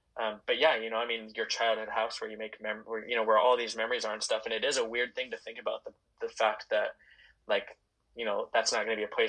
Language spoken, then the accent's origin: English; Vancouver, Washington, United States; I was born in Vancouver, Washington